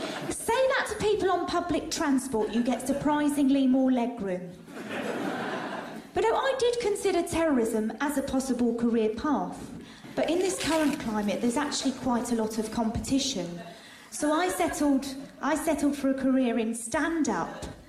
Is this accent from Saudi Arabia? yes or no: yes; Saudi Arabia; now in United Kingdom; For instance, I grew up in Saudi Arabia. My dad had a job there working with oil. He was a chef.